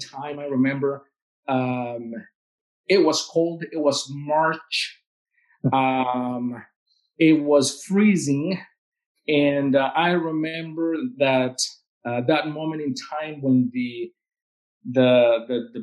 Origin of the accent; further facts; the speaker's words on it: Veracruz, Mexico; English is a second language; moved away as an adult; now in Lincoln, United States; my hometown of Veracruz